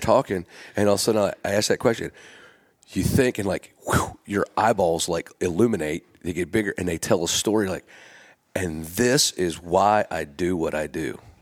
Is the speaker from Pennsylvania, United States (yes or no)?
yes; Gettysburg, Pennsylvania, United States; now in Nashville, United States; I grew up in Gettysburg